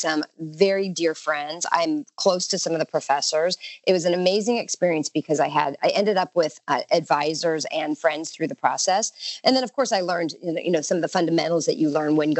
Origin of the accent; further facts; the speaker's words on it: Southern California, United States; It's not a bad life growing up in Southern California. You know, people joke about the cost of living in Southern California, but we pay the weather tax and it's beautiful there. And so I'm pretty fortunate. I'm born and raised and love it